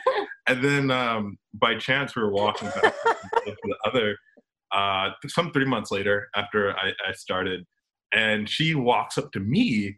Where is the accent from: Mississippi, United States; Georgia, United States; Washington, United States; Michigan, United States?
Georgia, United States; Atlanta; also born or lived in Florida; I was born in Florida, in Georgia, Atlanta specifically.